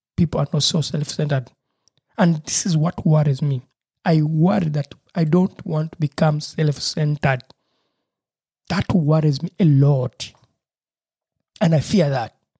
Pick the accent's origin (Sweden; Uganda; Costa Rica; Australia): Uganda; moved away as an adult; now in Germany; where I grew up from in Uganda, Africa